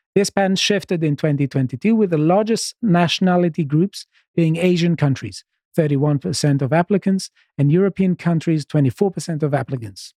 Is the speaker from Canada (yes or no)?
no; Greece; moved away as an adult; now in United Kingdom; I'm, I'm from Greece